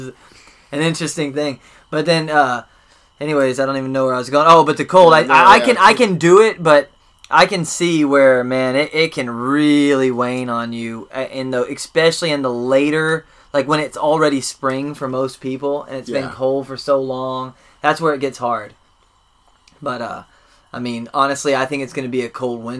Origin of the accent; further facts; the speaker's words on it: Texas, United States; also born or lived in Pennsylvania; I was born and raised in Texas, and I've lived up in cold weather. I lived up in Pennsylvania for a little while